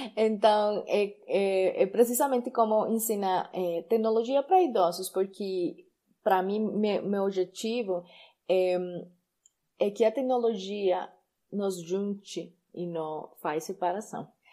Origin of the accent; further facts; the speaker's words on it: Colombia; accent: Spanish; Portuguese is a second language; also born or lived in Chía, Colombia; Eu sou colombiana e eu moro sim na Colômbia.